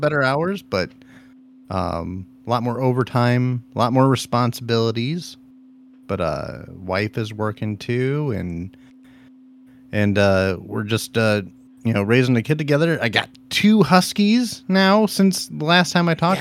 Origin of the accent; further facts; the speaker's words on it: Ohio, United States; I'm from Ohio